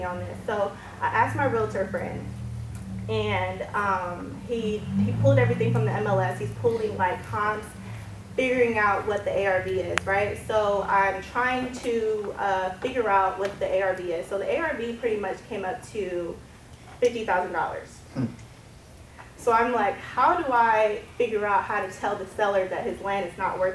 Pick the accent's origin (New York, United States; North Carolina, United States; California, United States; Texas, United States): North Carolina, United States; Raleigh; I'm from Raleigh, North Carolina.